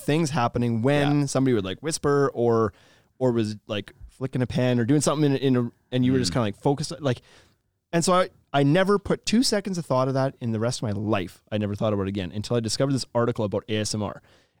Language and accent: English; Canada; We're from Canada. Everything's just big and spread out here and stuff.